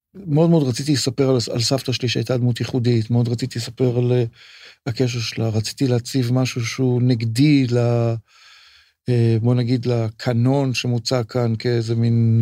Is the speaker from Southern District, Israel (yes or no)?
no; Tel Aviv, Tel Aviv District, Israel; אני גדלתי מגיל תשע בצפון תל אביב